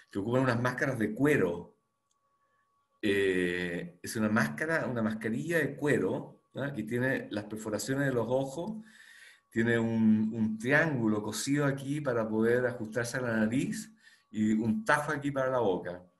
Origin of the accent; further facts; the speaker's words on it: Chile; moved away as an adult; also born or lived in Boston, United States; Em, y luego me fui de Chile